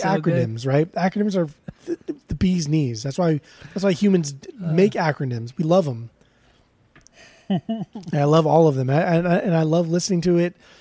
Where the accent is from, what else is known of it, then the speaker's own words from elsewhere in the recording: United States; I'm from America.